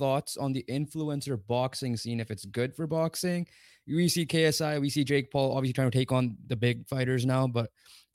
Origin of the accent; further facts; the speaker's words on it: Canada; we're Canadian